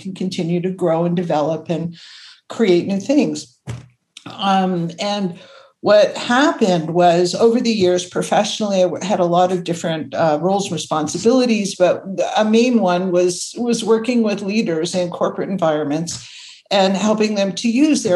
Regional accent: Toronto, Ontario, Canada; also born or lived in Buffalo, New York; I grew up in Toronto and ended up going to university in Buffalo, New York

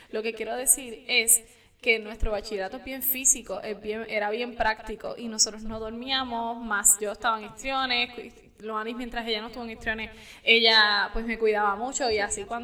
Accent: Camuy, Puerto Rico; yo soy de Camuy, casi quebradilla

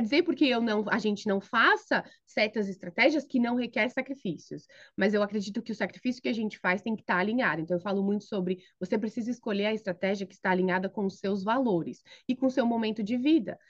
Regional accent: São Paulo, Brazil; moved away as an adult; also born or lived in Philadelphia area, United States; now in Philadelphia, United States; eu sou paulista da Gema, Uh, cresci e me criei em São Paulo

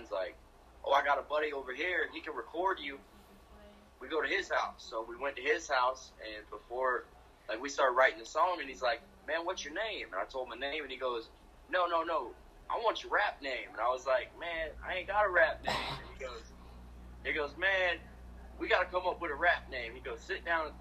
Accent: St. Petersburg, Florida, United States; Growing up in St. Pete

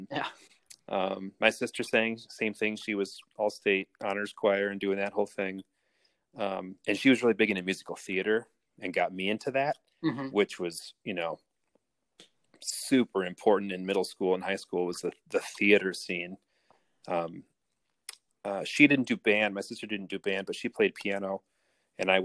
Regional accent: Rochester, Michigan, United States; also born or lived in Royal Oak, Michigan / East Lansing, Michigan; I grew up in Royal Oak and then moved to Rochester and went to Rochester schools

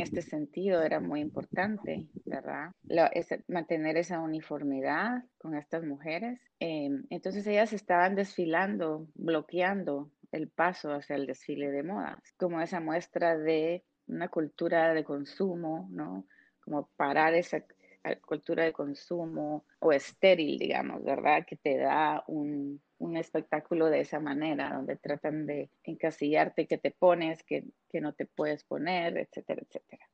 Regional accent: Guatemala; moved away as an adult; now in United States; crecido, vivido en un país como Guatemala

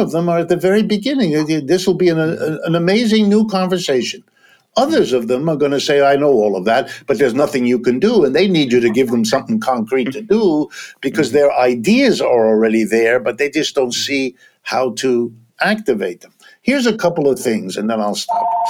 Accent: Ohio, United States; I was born in Ohio. I've lived all my life in the United States, worked all my life here

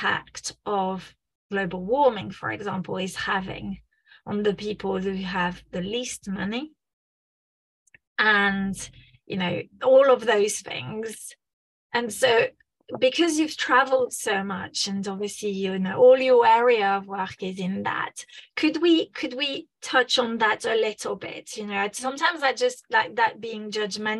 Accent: France; moved away; I'm originally from France

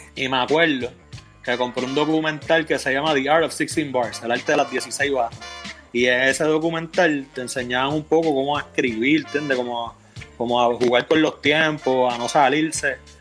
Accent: Bayamón, Puerto Rico; yo soy natural de Bayamón, de Guarabú de Bayamón

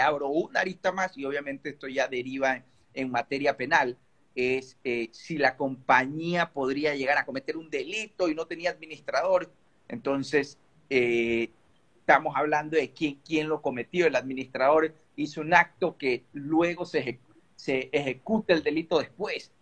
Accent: Ecuador; todos somos de Ecuador aquí, hechos en Ecuador

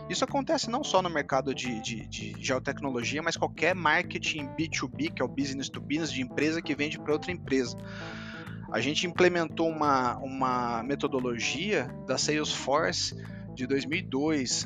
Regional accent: Campinas, São Paulo, Brazil; eu sou de Campinas

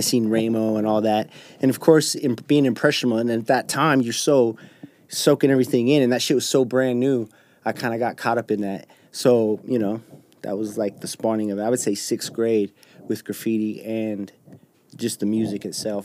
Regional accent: West Valley City, Utah, United States; I was born at Granger Hospital in West Valley, right there on 35th, and I went to Granger Elementary, went to Valley Junior High

